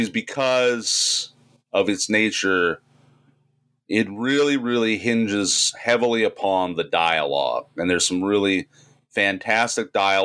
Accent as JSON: {"language": "English", "town": "Fort Wayne", "region": "Indiana", "country": "United States", "said": "where I'm from Fort Wayne"}